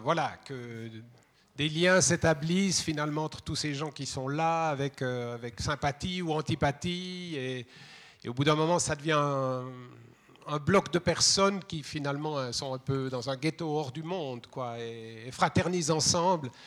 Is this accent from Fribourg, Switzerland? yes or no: no; Vaud, Switzerland; moi je suis vaudois